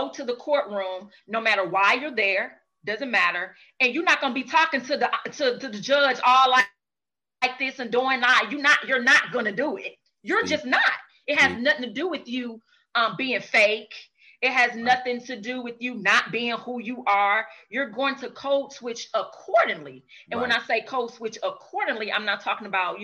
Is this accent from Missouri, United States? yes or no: yes; St. Louis, Missouri, United States; I'm from St. Louis